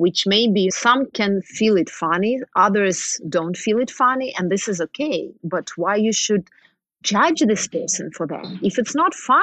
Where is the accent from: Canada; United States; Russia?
Russia; we Russians